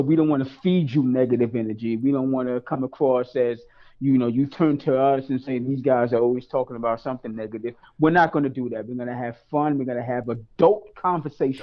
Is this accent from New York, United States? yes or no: yes; New York City, New York, United States; born and raised in East New York, Brooklyn